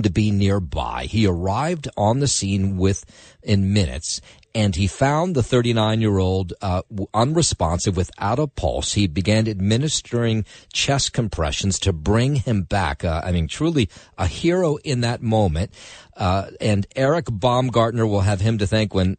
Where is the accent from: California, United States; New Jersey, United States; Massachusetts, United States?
New Jersey, United States; Trenton; my hometown of downtown Trenton, New Jersey